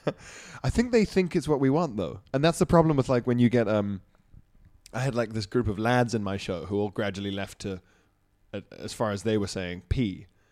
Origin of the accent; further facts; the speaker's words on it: Isle of Man; moved away; also born or lived in Johannesburg, South Africa; growing up on the Isle of Man